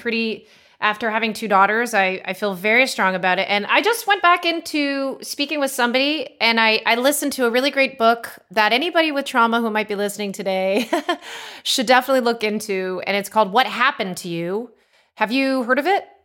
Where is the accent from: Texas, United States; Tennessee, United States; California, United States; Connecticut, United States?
California, United States; Los Angeles; moved away as an adult; now in Austin, United States; growing up in Los Angeles